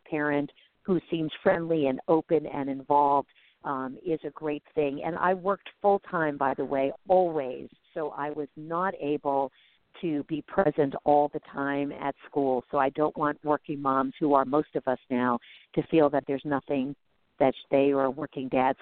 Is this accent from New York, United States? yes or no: yes; New York City, New York, United States; I grew up in New York City